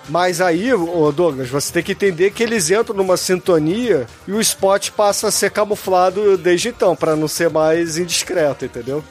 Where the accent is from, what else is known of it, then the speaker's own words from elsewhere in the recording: Rio de Janeiro, Brazil; eu que sou carioca